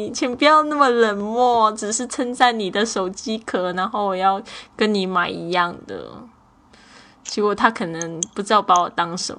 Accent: China; 可能因为我是中国的女生，我们都习惯这样子。

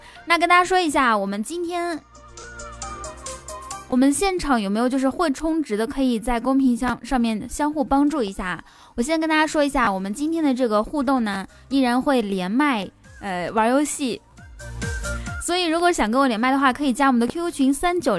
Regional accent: Guangdong, China; 我是广东人，我吃过鱼头。

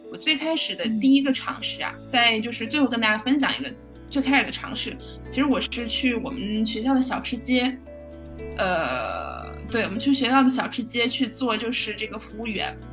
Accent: Chengdu, Sichuan, China; 分部是在成都，也就是我的家乡

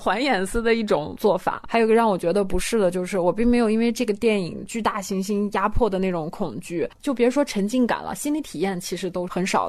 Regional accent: China; 因为我也是中国人

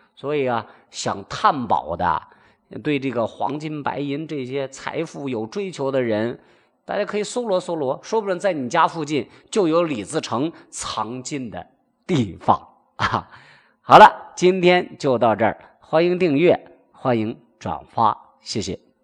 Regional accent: Shaanxi, China; 他是咱们陕西人的一个老乡儿

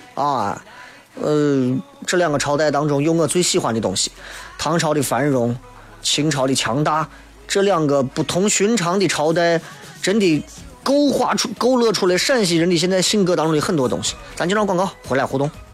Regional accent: Xi'an, Shaanxi, China; 作为西安人

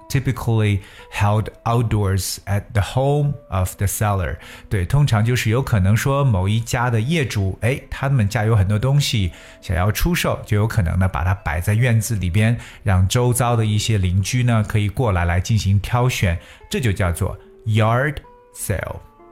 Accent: China; 我们中国人

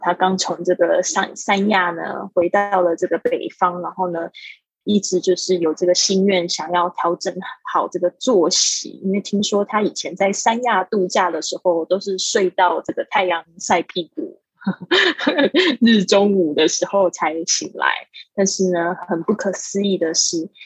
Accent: Taiwan; moved away as an adult; also born or lived in Shanghai; 我在大，台湾，呃，出生长大，然后呢，我到了上海 工作了这个七年的时间

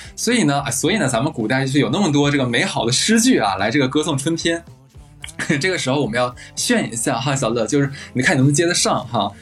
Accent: Harbin, Heilongjiang, China; 我的家乡，就是举个例子吧，像哈尔滨

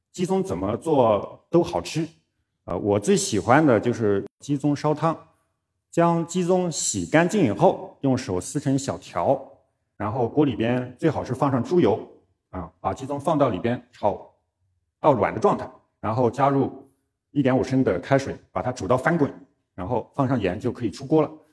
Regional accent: Chuxiong, Yunnan, China; moved away; also born or lived in Shanghai / Beijing; 我出生在云南楚雄

